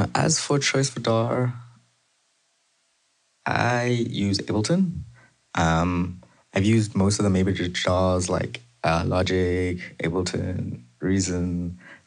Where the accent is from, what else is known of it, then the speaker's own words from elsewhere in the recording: Zimbabwe; now in Canada; I was born in Zimbabwe, but I've been living in Canada for almost the last decade, last 9 years